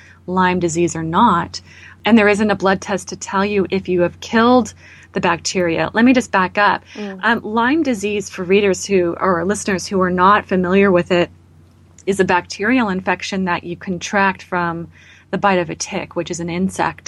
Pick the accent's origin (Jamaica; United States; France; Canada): Canada; as a Canadian